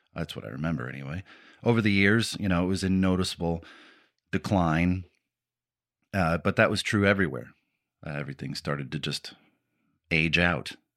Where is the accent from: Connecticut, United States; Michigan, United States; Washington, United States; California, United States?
Michigan, United States; Warren; I was born personally in Warren, Michigan